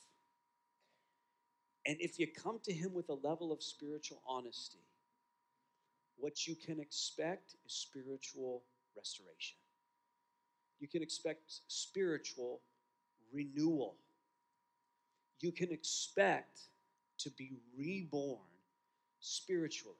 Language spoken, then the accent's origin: English; West Texas, United States; I grew up in West Texas